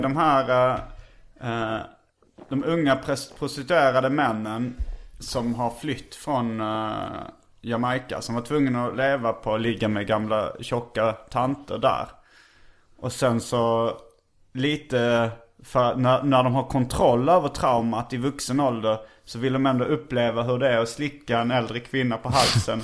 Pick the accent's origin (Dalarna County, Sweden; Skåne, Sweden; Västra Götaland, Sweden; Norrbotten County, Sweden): Skåne, Sweden; Hjärup; där jag växte upp